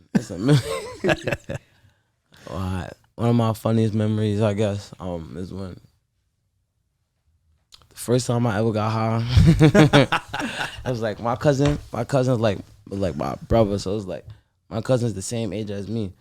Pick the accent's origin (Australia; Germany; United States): United States; New York City, New York; I'm from Sugar Hill, Harlem